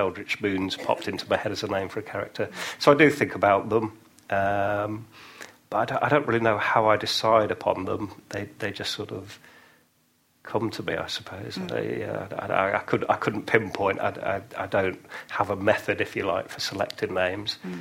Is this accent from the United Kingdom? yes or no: yes; near Oxford, South East England, United Kingdom; moved away; also born or lived in York; I grew up near Oxford